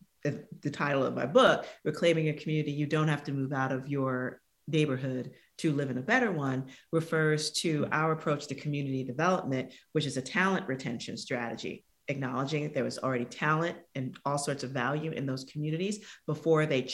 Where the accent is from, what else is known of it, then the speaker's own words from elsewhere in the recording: New York City, New York, United States; I'm from the South Bronx in New York City.